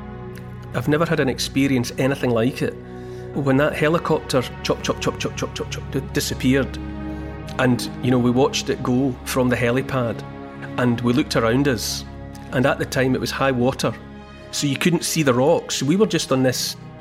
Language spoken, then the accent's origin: English; United Kingdom; as British people